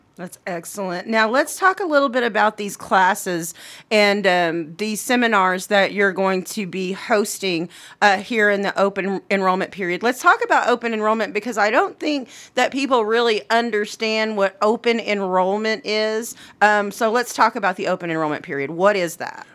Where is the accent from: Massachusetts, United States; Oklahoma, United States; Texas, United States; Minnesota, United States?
Oklahoma, United States; Anadarko; that'll always be my hometown.